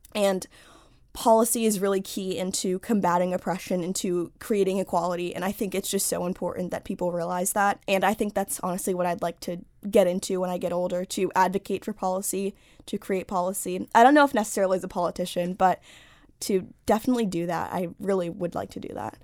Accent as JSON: {"language": "English", "town": "Washington", "region": "District of Columbia", "country": "United States", "tie": "born or raised there", "said": "I grew up in Washington, D C, in Northwest, but I go to school in Virginia"}